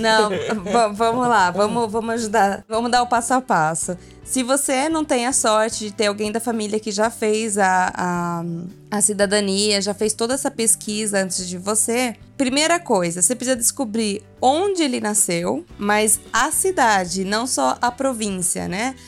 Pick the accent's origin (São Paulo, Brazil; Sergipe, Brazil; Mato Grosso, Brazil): São Paulo, Brazil; interior of; a gente é do interior de São Paulo